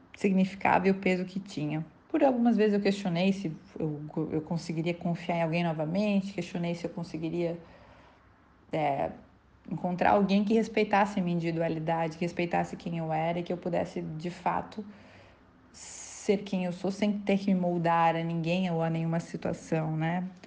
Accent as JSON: {"language": "Portuguese", "region": "Santa Catarina", "country": "Brazil", "tie": "born or raised there", "also_born_or_lived": "São Paulo", "moved": "as an adult", "said": "voltei para Santa Catarina, que é no meu estado natal"}